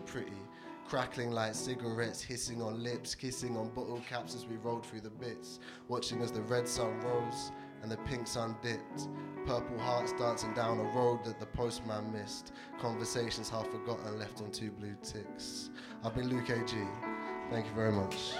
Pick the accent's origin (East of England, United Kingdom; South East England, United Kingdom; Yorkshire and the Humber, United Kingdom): South East England, United Kingdom; TN3; moved away; I grew up in a small town by the sea